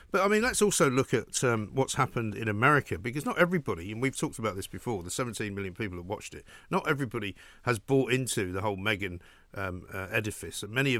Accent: London, United Kingdom; He said to me, do you want to go? I'm like, no fucking way. I'm not going. I'm from London.

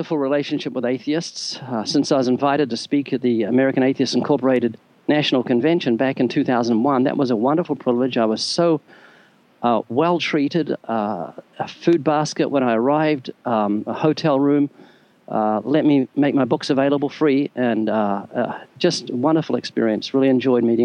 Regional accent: New Zealand; now in United States; I'm originally from New Zealand. You can tell I've got a slight accent.

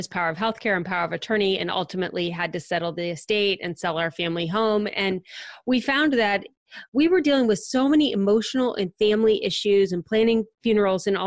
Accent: Akron-Cleveland area, Ohio, United States; moved away as an adult; now in Cincinnati, United States; I grew up in the Akron-Cleveland area

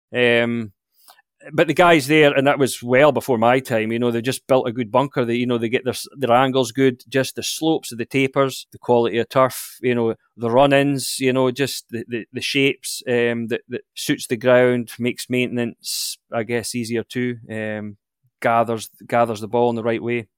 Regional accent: Blair Atholl, Scotland, United Kingdom; I grew up in you could see the Central Highlands of Scotland, a, a, uh, a little village called Blairethal

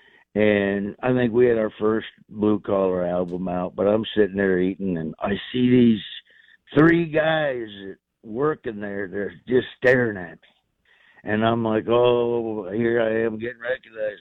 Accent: Florida, United States; I grew up in Florida

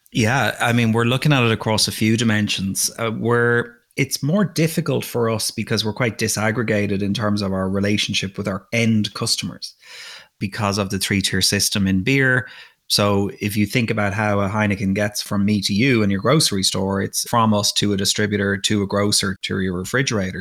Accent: Dublin, Leinster, Ireland; moved away as an adult; also born or lived in Russia; now in United States; I grew up in Dublin, Ireland.

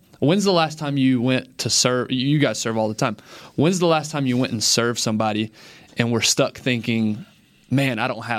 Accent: Rio de Janeiro, Brazil; born there; Well, I was not. I was born in Rio de Janeiro, Brazil.

